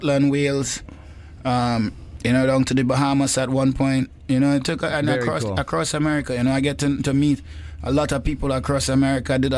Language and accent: English; Trinidad & Tobago; also born or lived in New York; now in California, United States; my home country of Trinidad and Tobago